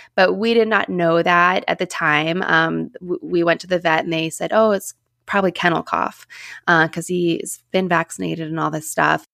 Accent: Pittsburgh, Pennsylvania, United States; I am, like, one of the only Pittsburgh people

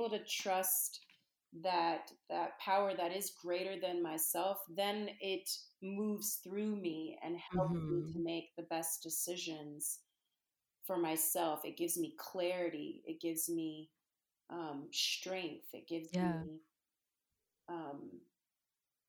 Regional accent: Charlotte, North Carolina, United States; also born or lived in Copenhagen, Denmark; now in Brooklyn, New York, United States; growing up in the South, you know, I was raised in North Carolina

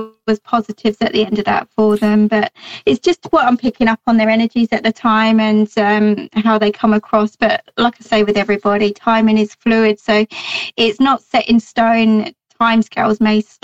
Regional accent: Colchester, East of England, United Kingdom; I was born and bred in Colchester, Essex, and you know, there's not many hills there

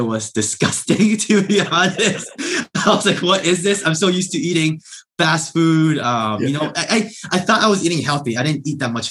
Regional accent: Southern California, United States; I grew up in Southern California

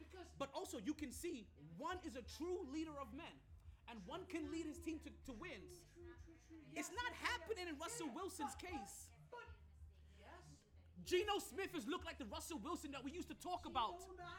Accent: Jamaica; I'm aggressive by nature. I'm Jamaican. This is how we talk.

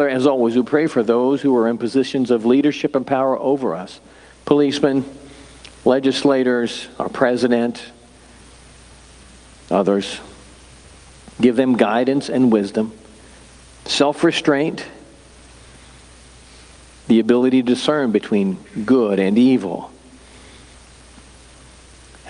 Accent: Humansville, Missouri, United States; I grew up in Humansville, and that's nowhere

